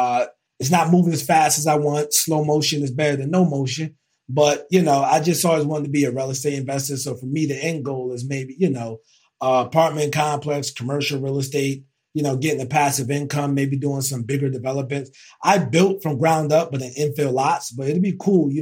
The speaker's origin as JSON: {"language": "English", "town": "Elizabeth", "region": "New Jersey", "country": "United States", "moved": "as an adult", "lives_now": "Charlotte, United States", "said": "leaving New Jersey and from North Jersey. And we flipped that house in East Orange. I'm from Elizabeth. And I end up moving to Charlotte, North Carolina"}